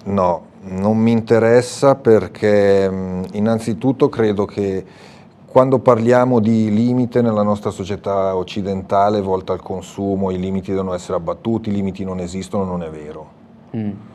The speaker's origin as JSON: {"language": "Italian", "town": "Morbegno", "region": "Lombardy", "country": "Italy", "said": "io vengo dalla provincia di Sondrio, quindi una terra in salita"}